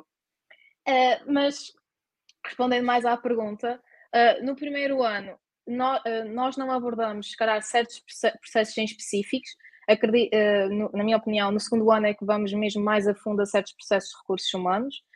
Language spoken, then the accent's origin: Portuguese; Terceira Island, Azores, Portugal; moved away as an adult; now in Porto, Portugal